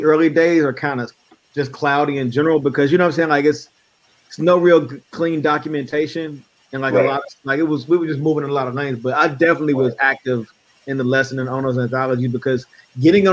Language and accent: English; Midwest, United States; I'm from the Midwest